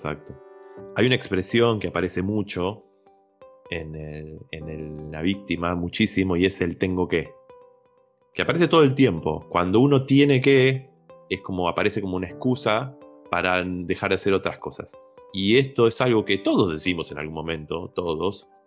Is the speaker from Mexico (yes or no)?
no; Argentina; nosotros que somos argentinos